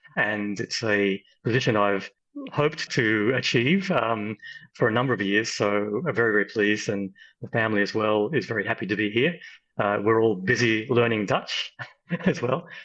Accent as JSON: {"language": "English", "country": "Australia", "moved": "as an adult", "lives_now": "The Hague, Netherlands", "said": "as an Aussie"}